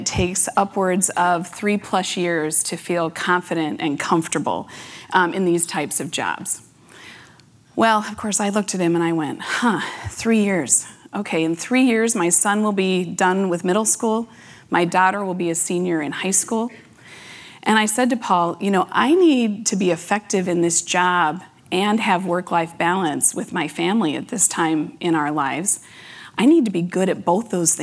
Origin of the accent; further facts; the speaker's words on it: Las Vegas, Nevada, United States; now in Minnesota, United States; I was born and raised in Las Vegas, Nevada